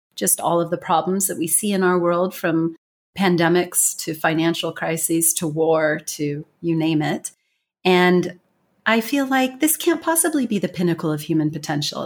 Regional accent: United States; accent: strong American; first language English; moved away; I have a strong American accent

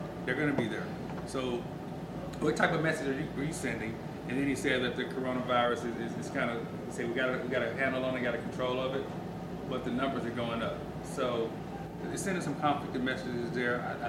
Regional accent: Mississippi, United States; I'm from Mississippi

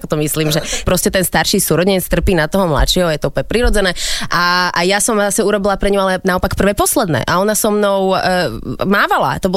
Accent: Bratislava, Bratislava Region, Slovakia; Áno, ja som originál Bratislavčanka.

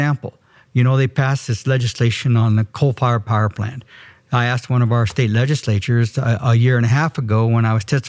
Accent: Steamboat Springs, Colorado, United States; also born or lived in Craig, Colorado; I grew up and was born and raised in Route County, Steamboat Springs, graduated from high school in 1968

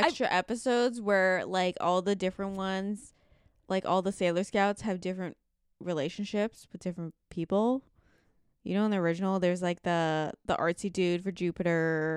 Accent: Canada; we grew up in Canada

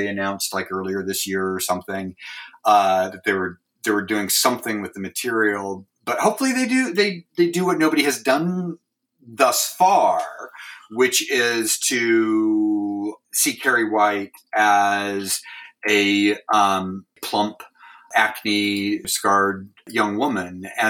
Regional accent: Pacific Northwest, United States; And you know, I grew up in the Pacific Northwest, so there was a lot of hunting, and there was a lot of, you know, deer carcasses

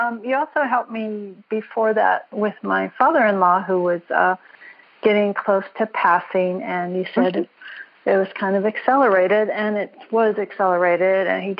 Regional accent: Minnesota, United States; now in Carlsbad, United States; I grew up in Minnesota, so I went through those same blizzards you did.

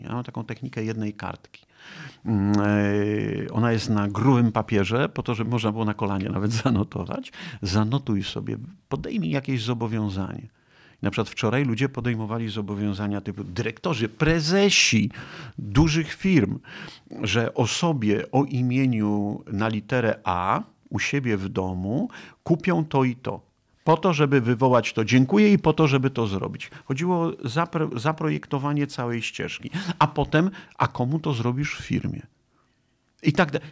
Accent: Nowa Dęba, Subcarpathian Voivodeship, Poland; moved away; also born or lived in Kraków; jestem z Puszczy Sandomierskiej, taki lasowiak, Nowa Dęba, gdzieś tam między Sandomierzem a Kolbuszową e, w Nowej Dębie E, się, wychowałem, ale czuję się Krakusem

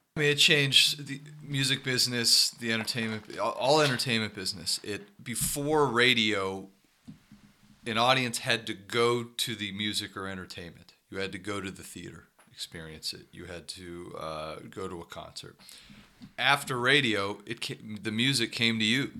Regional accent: Youngstown, Ohio, United States; where I grew up in Youngstown

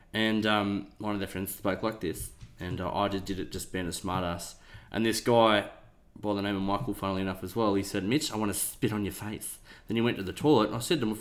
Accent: Newcastle, New South Wales, Australia; now in Orange, Australia; I grew up in Newcastle, and I grew up near the Hunter Valley

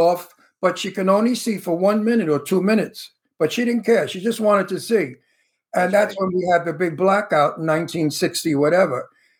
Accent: New York City, New York, United States; accent: Brooklyn; I could talk like I come from Brooklyn because I really do come from Brooklyn, you know. So my accent is a real accent. Right now, this is how they talk in Brooklyn.

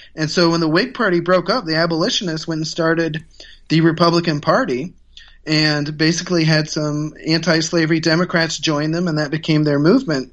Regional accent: Ohio, United States; I ran for mayor in two thousand seven of my hometown in Ohio

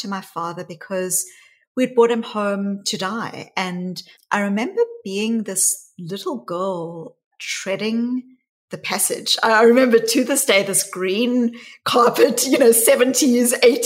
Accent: South Africa; growing up in South Africa. And I was a white child growing up in the white suburbs of apartheid South Africa

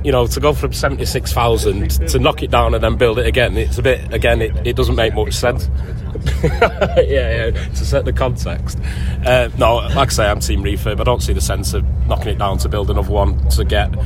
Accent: Droylsden, North West England, United Kingdom; I'm from Droylsden

